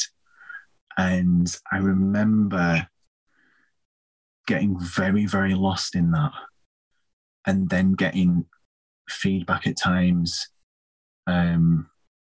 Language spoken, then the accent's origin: English; Leeds, Yorkshire and the Humber, United Kingdom; I'm from Leeds myself